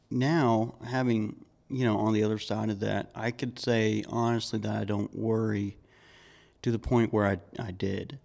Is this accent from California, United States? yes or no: no; Georgia, United States; I grew up in Georgia